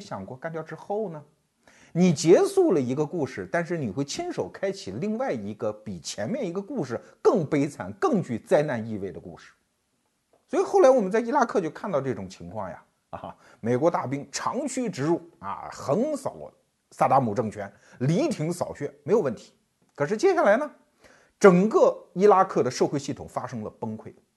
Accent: China; 我们中国人

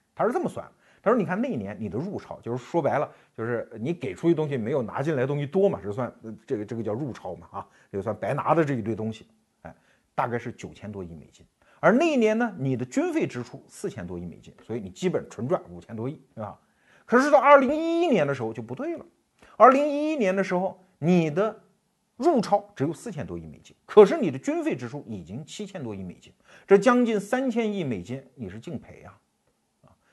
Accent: Anhui, China; 安徽我老家的那个奇瑞

